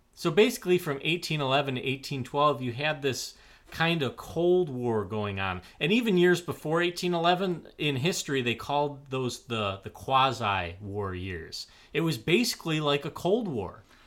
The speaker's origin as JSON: {"language": "English", "country": "United States", "said": "being an American"}